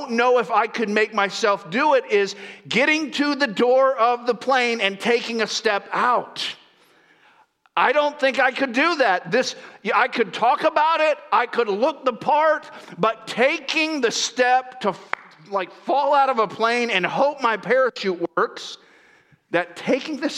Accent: Central Florida, United States; moved away as an adult; now in Northern California, United States; I grew up in Central Florida

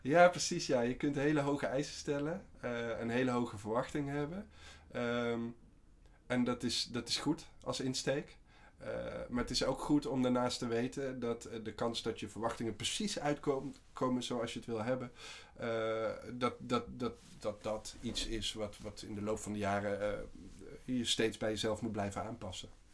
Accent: Waalwijk, North Brabant, Netherlands; moved away as an adult; also born or lived in Amsterdam; wij komen allebei uit Waalwijk oorspronkelijk. En ehm, wij zaten bij elkaar op school.

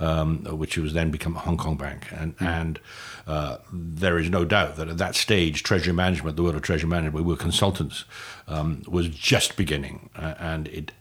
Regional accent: Newport, Wales, United Kingdom; moved away as an adult; also born or lived in London, United Kingdom; now in United States; I'm an American now, but I'm a Welsh-born American. I grew up in Newport, and I did actually leave Newport when I went to college in London when I was 18.

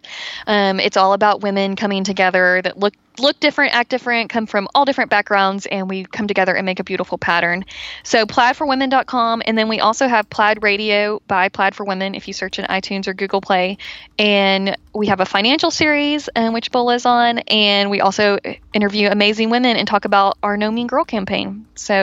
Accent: Texas, United States; I'm from Texas

